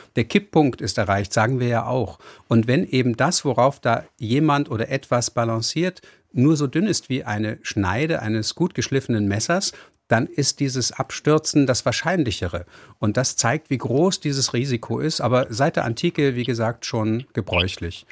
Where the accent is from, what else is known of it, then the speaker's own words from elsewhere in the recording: Hamburg, Germany; ich bin ja auch gebürtiger Hamburger